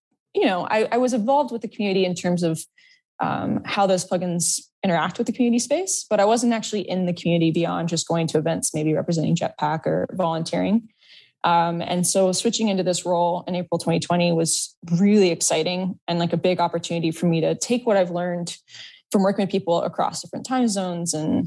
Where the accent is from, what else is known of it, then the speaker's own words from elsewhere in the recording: Florida, United States; moved away; I'm actually from Florida originally.